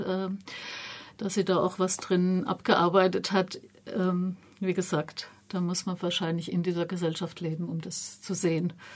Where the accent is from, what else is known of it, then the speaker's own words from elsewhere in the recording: Germany; mir als Deutsche